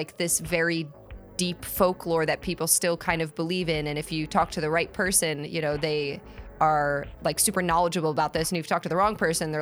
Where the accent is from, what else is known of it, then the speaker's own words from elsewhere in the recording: United States; as an American